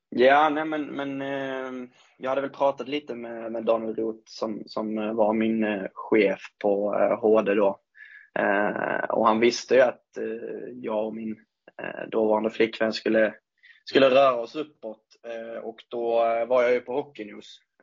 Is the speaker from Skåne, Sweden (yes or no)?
yes; Ängelholm, Skåne, Sweden; moved away as an adult; also born or lived in Munka-Ljungby; now in Örnsköldsvik, Sweden; uppväxten skedde väl i Ängelholm från och med två, tre års ålder egentligen. Fram tills, ja, jag flyttade hit då eh, när jag var 21